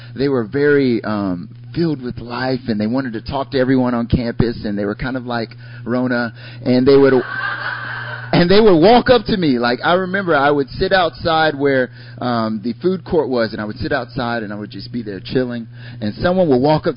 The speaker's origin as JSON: {"language": "English", "region": "North Carolina", "country": "United States", "also_born_or_lived": "Korea", "moved": "as an adult", "lives_now": "South Korea", "said": "I'm from North Carolina originally. I've lived in Korea for, it'll be 6 years now"}